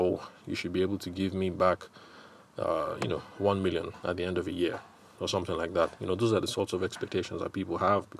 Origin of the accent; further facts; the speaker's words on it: Benue, Nigeria; Where I come from, I'm from Benue State